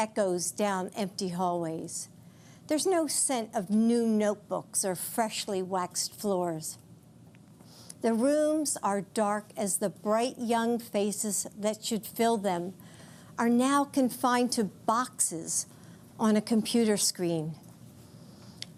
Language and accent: English; United States; as an American